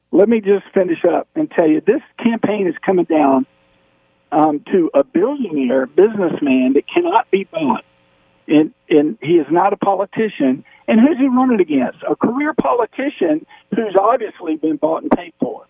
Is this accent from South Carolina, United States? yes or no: yes; South Carolina, United States; I'm from South Carolina